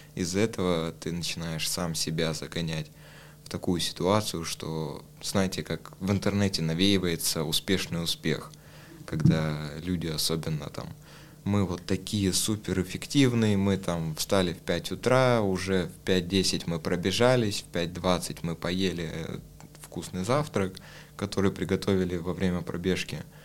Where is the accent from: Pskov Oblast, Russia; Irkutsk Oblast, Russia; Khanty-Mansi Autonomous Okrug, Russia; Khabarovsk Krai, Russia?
Khabarovsk Krai, Russia; Khabarovsk; moved away as an adult; now in Moscow, Russia; я уехал из Хабаровска